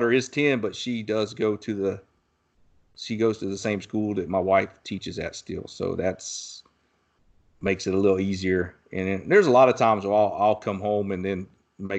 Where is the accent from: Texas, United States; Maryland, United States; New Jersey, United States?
Texas, United States; my hometown here where I live in Texas